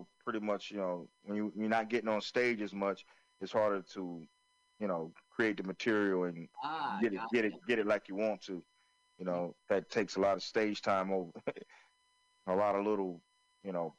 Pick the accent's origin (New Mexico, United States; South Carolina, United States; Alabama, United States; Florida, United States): South Carolina, United States; Florence; where I grew up in Florence, South Carolina